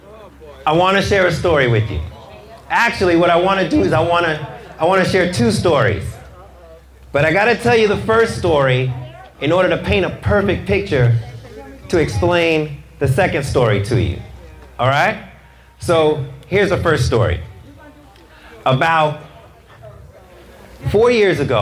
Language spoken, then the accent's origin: English; New York City, New York, United States; I'm from Brooklyn